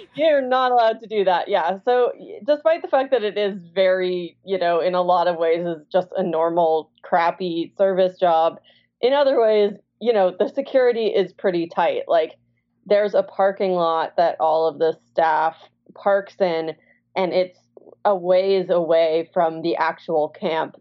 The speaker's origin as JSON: {"language": "English", "area": "Sonoma County", "region": "Northern California", "country": "United States", "tie": "born or raised there", "said": "I grew up in Northern California in Sonoma County"}